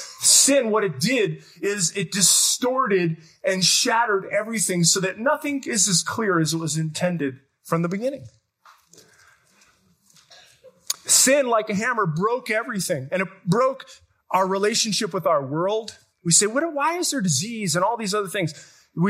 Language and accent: English; Detroit, Michigan, United States; Because I'm from Detroit. It's like a pancake, right?